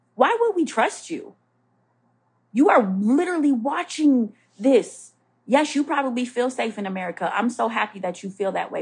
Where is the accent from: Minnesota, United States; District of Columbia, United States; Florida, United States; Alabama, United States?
Minnesota, United States; now in Alexandria, Virginia, United States; I'm from Minnesota, don't judge the way I say roof